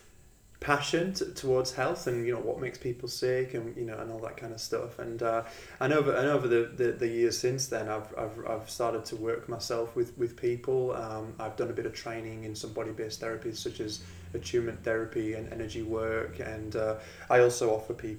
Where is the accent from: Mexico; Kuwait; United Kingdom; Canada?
United Kingdom; England; moved away as an adult; also born or lived in Australia; now in Perth, Australia; So I'm from England originally. I came to Australia about 10 years ago